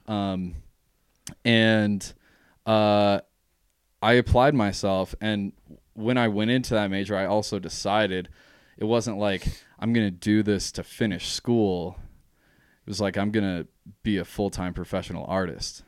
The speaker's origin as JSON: {"language": "English", "town": "Jackson", "region": "Wyoming", "country": "United States", "tie": "born or raised there", "said": "born and raised in Jackson."}